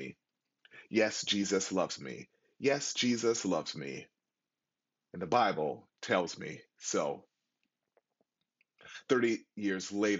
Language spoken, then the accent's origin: English; Buffalo, New York, United States; moved away; my hometown of Buffalo, New York